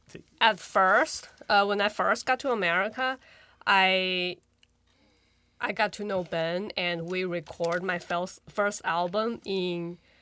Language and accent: English; China; moved away as an adult; now in Rochester, United States; I'm from China, and I moved to Rochester 2 years and a half. Years ago